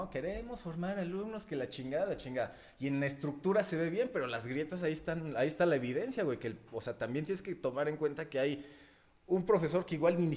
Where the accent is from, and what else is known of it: Mexico; first language Spanish; also born or lived in Brazil